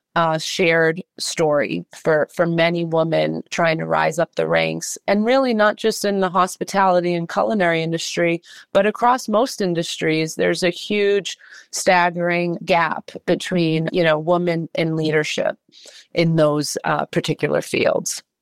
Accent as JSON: {"language": "English", "town": "Worcester", "region": "Massachusetts", "country": "United States", "also_born_or_lived": "New York City", "moved": "yes", "said": "I am from Worcester, Massachusetts."}